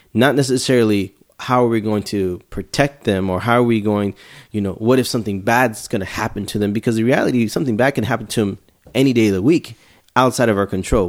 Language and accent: English; Houston, Texas, United States; I'm from Houston, Texas